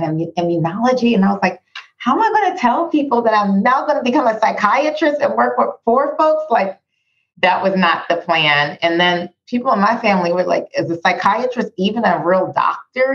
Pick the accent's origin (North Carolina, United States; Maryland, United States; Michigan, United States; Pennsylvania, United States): Pennsylvania, United States; Pittsburgh; moved away; I lived in this country all of my life, born and raised in Pittsburgh